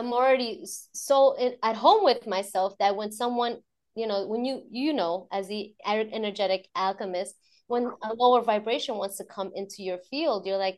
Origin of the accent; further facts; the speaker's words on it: New York City, New York, United States; moved away; as a New Yorker